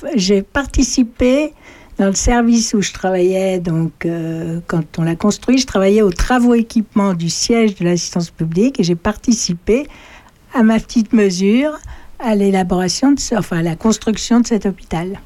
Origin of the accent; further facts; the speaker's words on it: Paris, Île-de-France, France; moved away as an adult; also born or lived in Créteil; now in Saint-Martin-sur-Ouanne, France; je suis parisienne et mon mari était creusois